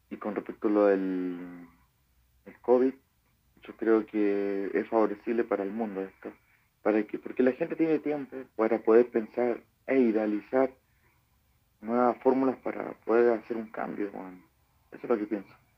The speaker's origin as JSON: {"language": "Spanish", "country": "Chile", "said": "soy chileno nacionalista"}